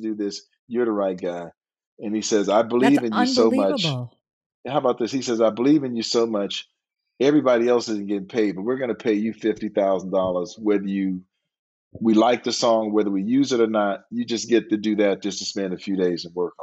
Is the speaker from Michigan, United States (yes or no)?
yes; Detroit, Michigan, United States; I'm from Detroit.